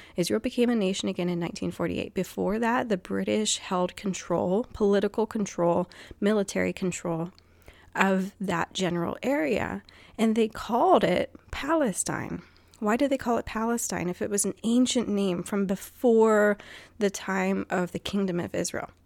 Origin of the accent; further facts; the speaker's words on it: Guam; moved away; when I was growing up on Guam